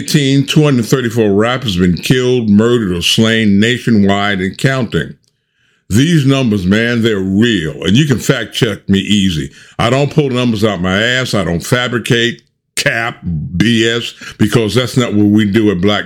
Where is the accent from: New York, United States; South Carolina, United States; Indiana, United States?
New York, United States; New York City; I was born and raised in New York, and I lived and went to school in the Bronx